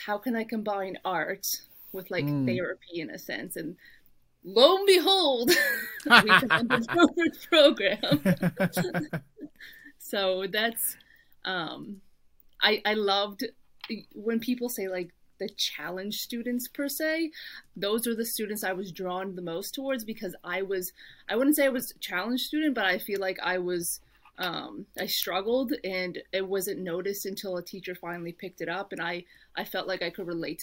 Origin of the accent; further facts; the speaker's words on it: Halifax, Nova Scotia, Canada; moved away as an adult; also born or lived in Windsor, Ontario / Michigan; I grew up in Halifax all my life.